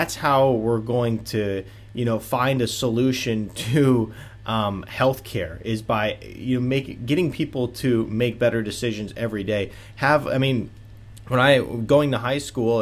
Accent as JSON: {"language": "English", "region": "Michigan", "country": "United States", "tie": "born or raised there", "also_born_or_lived": "Atlanta, Georgia", "moved": "as an adult", "said": "moving back to where I grew up in Michigan"}